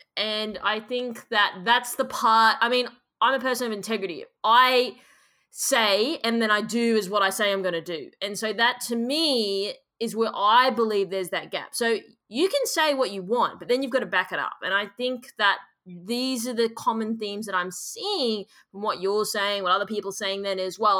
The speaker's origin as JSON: {"language": "English", "country": "Australia", "said": "as an Australian person"}